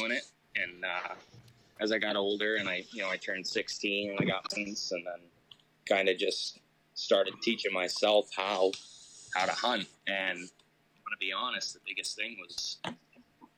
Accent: Laconia, New Hampshire, United States; moved away as an adult; now in Boston, United States; I grew up in Laconia

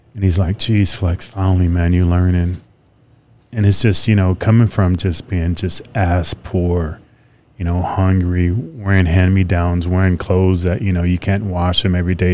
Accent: Fresno, California, United States; It was in Fresno, my hometown.

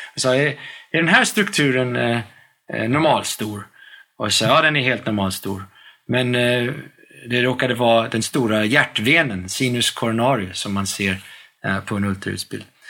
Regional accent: United States; moved away as an adult; now in Sweden; jag växte upp i, i, i USA med, mellan ett och ett halvt år och arton års ålder

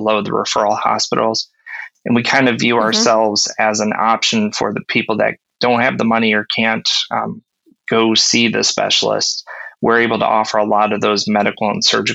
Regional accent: Ohio, United States; I grew up in Ohio and not too far from Kent and Stow

